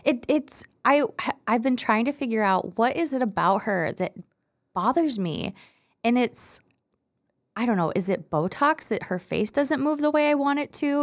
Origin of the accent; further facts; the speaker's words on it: Iowa, United States; I'm from Iowa.